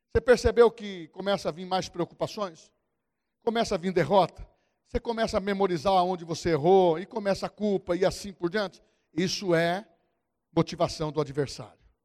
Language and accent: Portuguese; São Paulo, Brazil; Eu vim lá do Morro do Querosene.